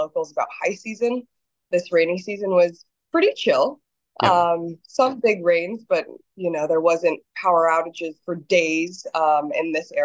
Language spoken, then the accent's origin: English; United States; moved away as an adult; now in Costa Rica; I'm from the States